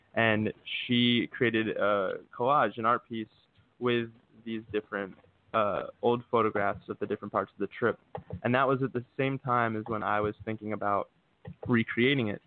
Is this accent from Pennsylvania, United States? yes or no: yes; Philadelphia, Pennsylvania, United States; moved away as an adult; now in Los Angeles, United States; I'm currently located in LA. Um, I grew up in Philadelphia and spent a lot of time in my Northeast, but about a year ago moved out here